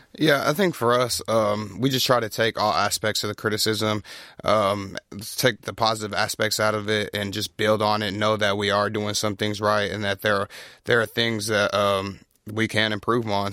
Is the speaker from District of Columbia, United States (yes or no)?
no; Pflugerville, Texas, United States; I grew up in Pflugerville, so just north of here, not too far